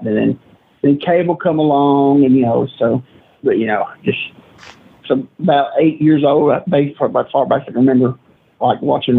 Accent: Mount Juliet, Tennessee, United States; also born or lived in Nashville, Tennessee; I'm from Mount Juliet, Tennessee.

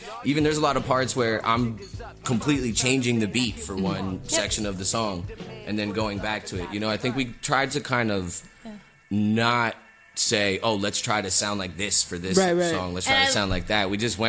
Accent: Eastern Long Island, New York, United States; moved away as an adult; now in Brooklyn, United States; I'm from Eastern Long Island.

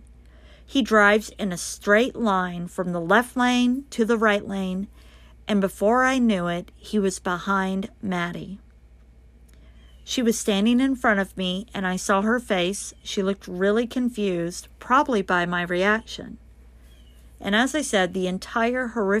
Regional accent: Colorado, United States; the Colorado area, my home state

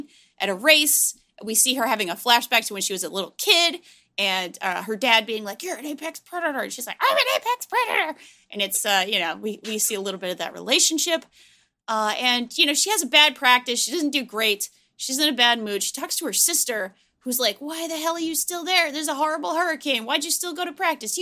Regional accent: East Coast, Northeast, United States; I grew up on the East Coast, I did not grow up in Florida

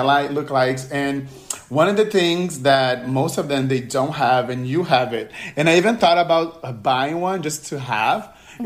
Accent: Brazil; I'm from Brazil

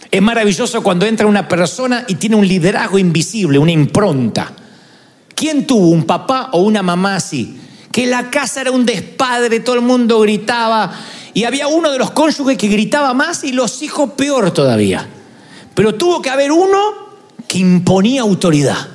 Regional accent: Argentina; y bueno, soy argentino, ¿qué querían que diga?

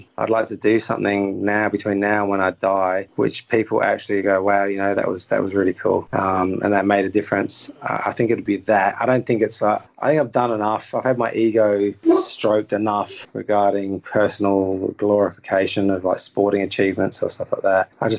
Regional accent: England, United Kingdom; I'm an English person, I'd say morning, because over here, I probably get up 6 o'clock, something like that, and go to bed at 9:30, 10. But when I'm in England, I'm the other way around.

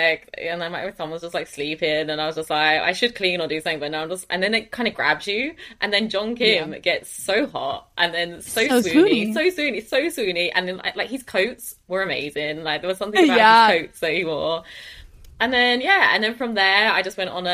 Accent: Chelmsford, East of England, United Kingdom; I am from Chelmsford. Which is just outside London.

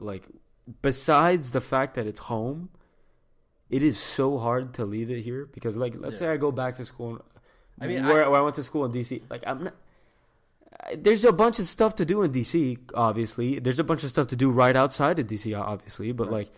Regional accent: Miami, Florida, United States; Miami. In the sense where, like, growing up in the Cuban culture, like, we know how strict it was

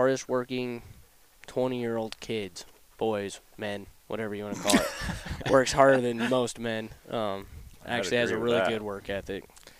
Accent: Wyoming, United States; I'm from Wyoming.

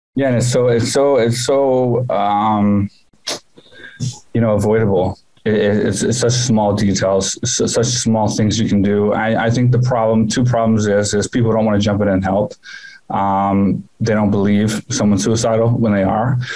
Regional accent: Houston, Texas, United States; moved away as an adult; now in Thailand; my hometown for the first time, Houston

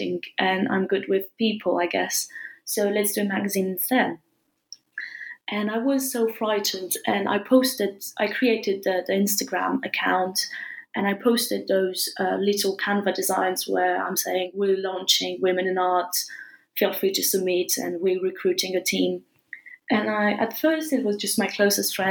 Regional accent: France; moved away as an adult; also born or lived in England; I studied a bit in England and I was raised and born in France.

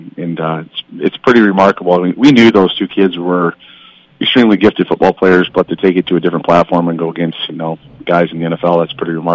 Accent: Iowa, United States; moved away as an adult; now in Bemidji, United States; I'm from Iowa

